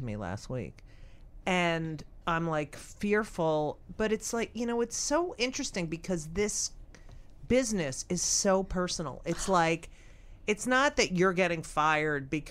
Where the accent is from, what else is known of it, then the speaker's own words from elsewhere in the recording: New Jersey, United States; I grew up in New Jersey